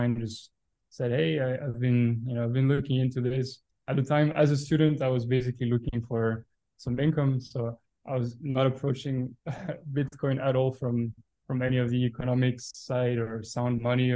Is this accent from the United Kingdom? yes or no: no; Belgium; Born and raised in Belgium. Lived my whole life there